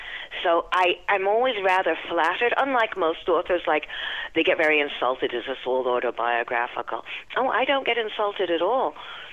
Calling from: Long Island, New York, United States; I'm calling from Long Island, New York

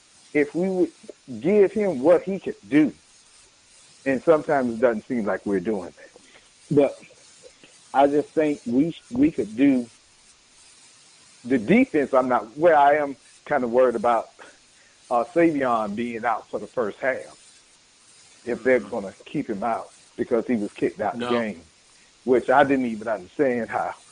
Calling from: Jacksonville, Florida, United States

